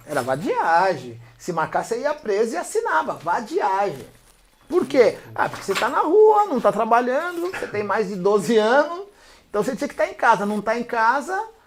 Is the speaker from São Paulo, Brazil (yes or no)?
yes; São Paulo, Brazil; eu fui nascido e criado aqui no 15 de novembro